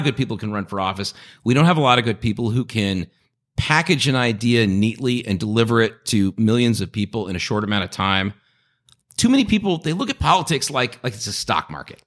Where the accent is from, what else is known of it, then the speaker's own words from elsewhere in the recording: Long Beach, California, United States; also born or lived in Los Angeles / Santa Monica; I grew up between Long Beach and L A and Santa Monica